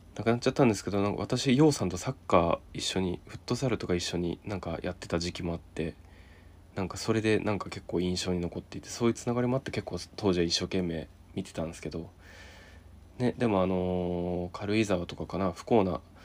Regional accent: Niigata, Japan; 私あの新潟出身

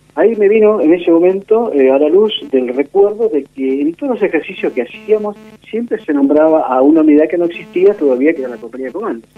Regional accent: Buenos Aires Province, Argentina; also born or lived in Posadas, Misiones, Argentina / San Fernando, Buenos Aires / Pilar, Buenos Aires / San Miguel, Buenos Aires; nací en Misiones, Posadas Misiones. Vine a um, Buenos Aires con toda mi familia cuando tenía cuatro años y de ahí ya este, nos quedamos definitivamente en Buenos Aires.

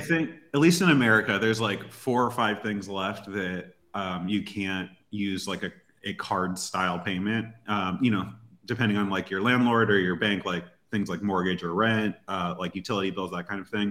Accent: United States; as an American

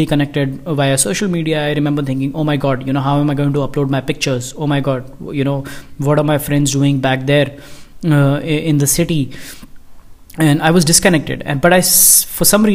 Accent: India; I am from India

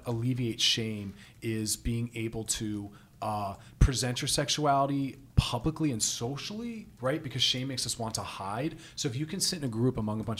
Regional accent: New York, United States; moved away as an adult; also born or lived in Philadelphia; I'm originally from New York and Philadelphia. I moved out here about 9 years ago

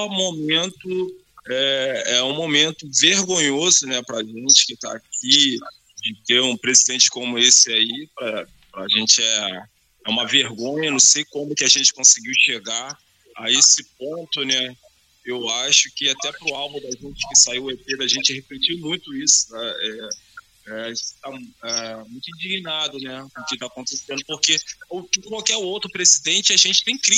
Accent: Duque de Caxias, Rio de Janeiro, Brazil; nós estamos aqui de, de, de Caxias, né? A gente é do, do, é da Baixada Fluminense.

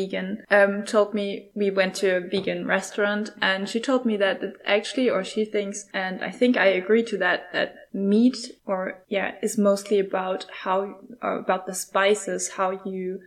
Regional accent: Germany; moved away as an adult; now in Utrecht, Netherlands; I'm from Germany as well, and here since January

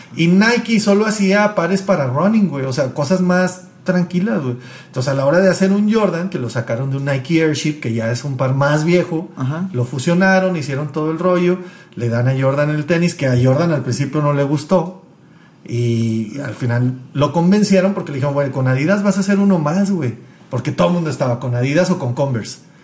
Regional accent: Mexico; vengo de México

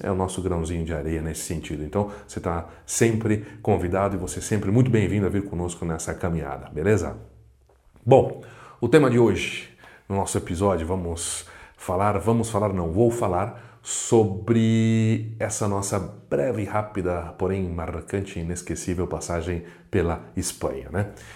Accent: Brazil; somos brasileiros, brasileiros, os brasileiros

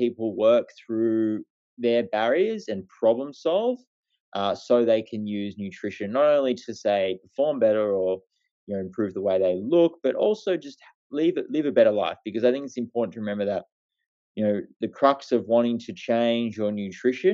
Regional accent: Australia; I'm a bloke from Australia

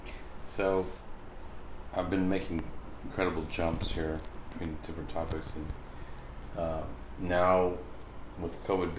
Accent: United States; it's something that, as an American person, I've been aware of all my life.

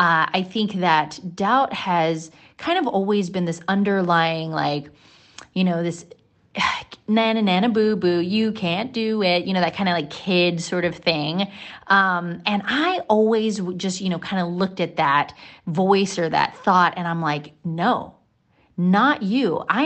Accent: Hawaii, United States; moved away as an adult; also born or lived in Mississippi; I was moving from Mississippi, but I was from Hawaii and Mississippi kind of jointly because that's where my parents lived.

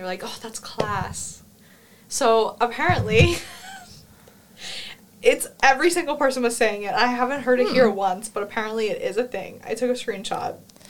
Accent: New York, United States; moved away as an adult; now in Cork, Ireland; I'm from New York studying here

